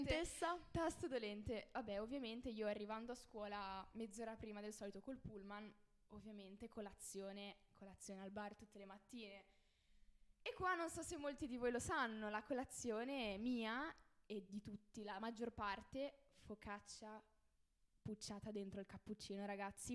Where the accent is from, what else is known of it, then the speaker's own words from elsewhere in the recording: Liguria, Italy; also born or lived in Turin; sono nata a Torino, eh, trasferita, cioè, non son proprio pura, ligure.